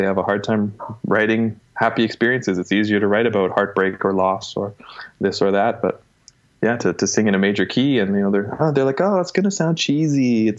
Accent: Elmira, Ontario, Canada; also born or lived in Toronto; I'm not from Toronto. I'm from a town called Elmira, Ontario.

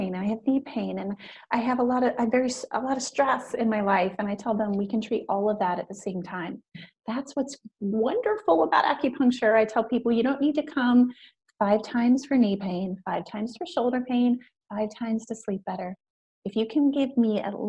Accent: Newark, Ohio, United States; also born or lived in Oregon; Here in Newark, Ohio. So I grew up

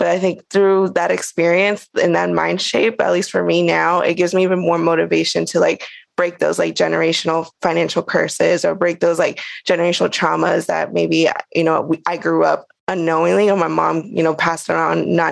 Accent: Fairfax, Virginia, United States; moved away as an adult; also born or lived in Cochabamba, Bolivia / New Mexico; now in San Juan, Puerto Rico; all my life, I grew up in Fairfax, Virginia

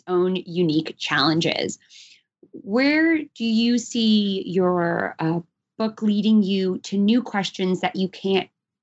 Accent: New York, United States; As a New Yorker

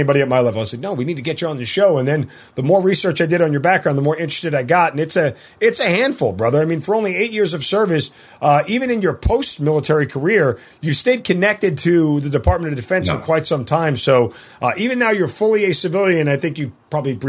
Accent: New York, United States; I grew up in New York

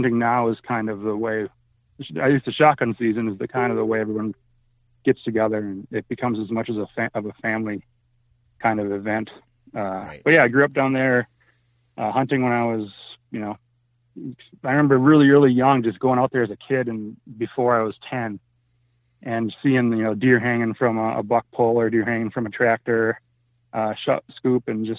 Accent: Minnesota, United States; When my family settled back in Minnesota and I was in a job that didn't require me to travel

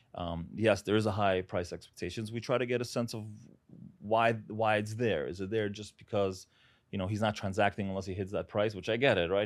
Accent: New York City, New York, United States; also born or lived in Uzbekistan; I was, uh, born there, moved here when I was seven years old. grew up in Brooklyn

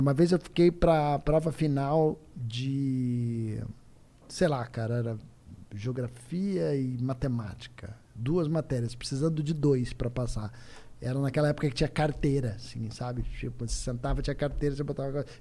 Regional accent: Curitiba, Paraná, Brazil; eu sou de Curitiba

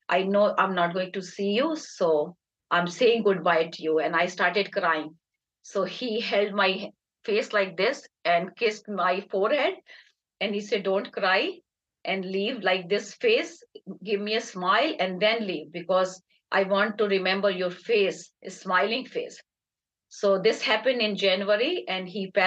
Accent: Agra, Uttar Pradesh, India; moved away; We are from Dialbagh, India, which is in Agra. And my parents were from there. My grandparents were from there.

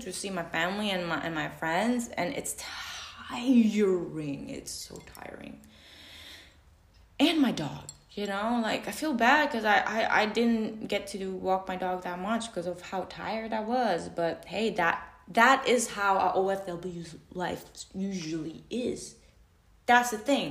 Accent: Macau; I'm from Macau

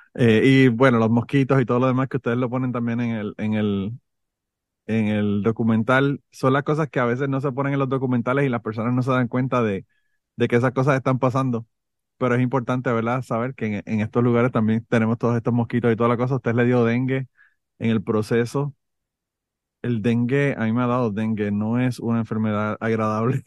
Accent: Puerto Rico; moved away; yo soy de Puerto Rico

